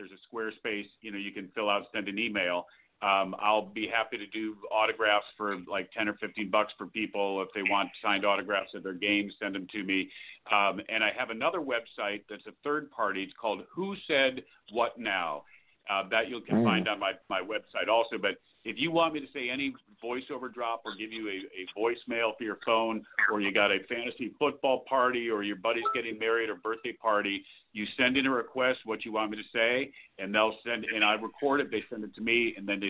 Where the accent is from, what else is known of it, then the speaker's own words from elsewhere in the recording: Albany, New York, United States; I grew up in Albany, and parents lived in Saratoga